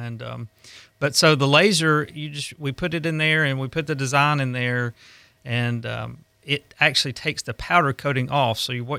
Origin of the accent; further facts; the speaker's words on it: Alabama, United States; moved away as an adult; now in Gulf Breeze, United States; We're originally from Alabama. We moved down here about 11 years ago. We've lived on the beach and in Gulf Breeze that whole time.